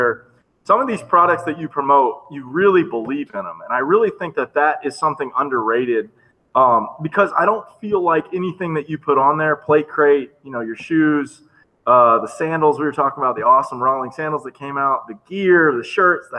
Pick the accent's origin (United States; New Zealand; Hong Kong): United States; Florida; Me being from a small area, even though I am from Florida